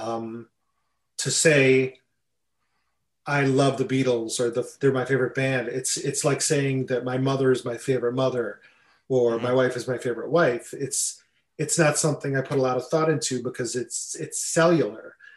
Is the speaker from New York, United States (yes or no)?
yes; Buffalo, New York, United States; I grew up in Buffalo, New York